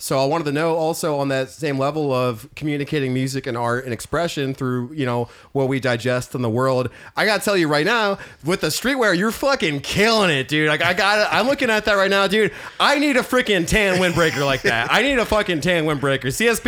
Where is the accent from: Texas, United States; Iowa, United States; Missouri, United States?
Missouri, United States; St. Louis; also born or lived in Everett, Washington; coming at you from growing up in the Midwest, like St. Louis, and then hanging up in Everett, Washington